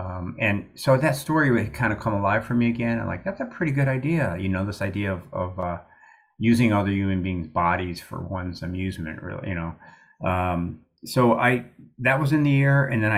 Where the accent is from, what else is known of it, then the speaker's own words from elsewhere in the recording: Amarillo, Texas, United States; when I was in college, I come to Syracuse from Amarillo, Texas, and I've been playing in a bar band and working as a groundsman.